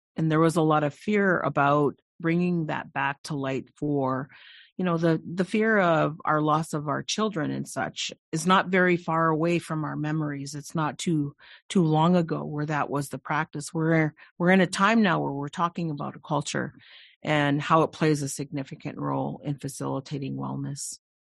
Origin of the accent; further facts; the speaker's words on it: Delaware Nation, southwestern Ontario, Canada; I come from the Delaware Nation in southwestern Ontario